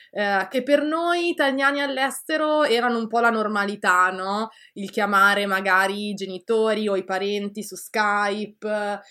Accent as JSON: {"language": "Italian", "country": "Italy", "moved": "yes", "lives_now": "Canada", "said": "sono molto orgogliosa, ecco, eh, di essere italiana."}